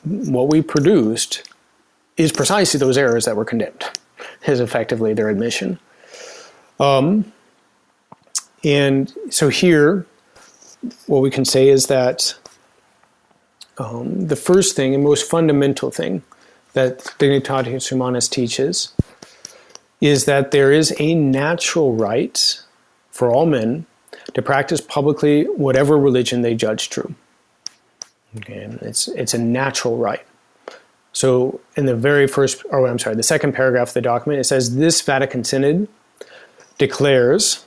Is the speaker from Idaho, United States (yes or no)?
yes; Idaho Falls, Idaho, United States; I grew up in Idaho Falls